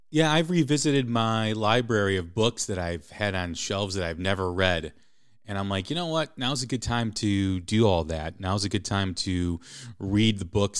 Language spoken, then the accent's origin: English; outside of Chicago, Illinois, United States; I grew up outside of Chicago